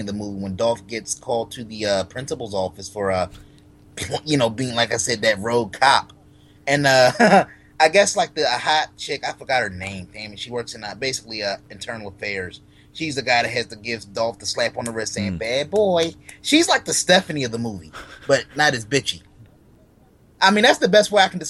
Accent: Philadelphia, Pennsylvania, United States; I'm from Philly.

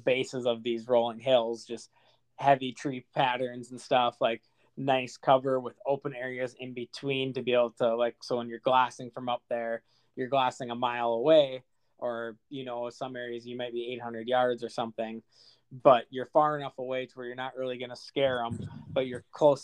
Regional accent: Fargo, North Dakota, United States; I'm from Fargo

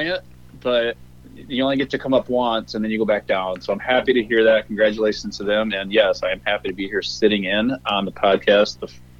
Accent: Northwest Iowa, United States; we grew up Northwest Iowa

